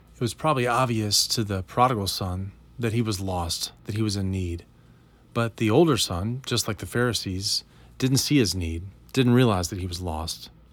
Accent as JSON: {"language": "English", "country": "United States", "said": "we're American"}